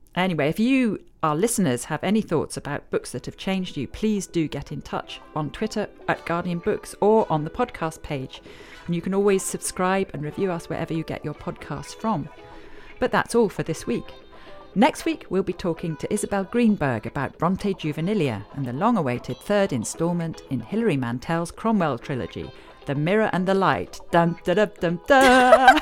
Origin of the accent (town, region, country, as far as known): Northern Nigeria, Nigeria; born or raised there; moved away